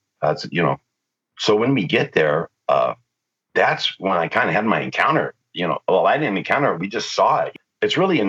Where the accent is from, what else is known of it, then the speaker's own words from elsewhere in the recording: Rossville, United States; growing up in Rossville, you know, it's like you were from a different planet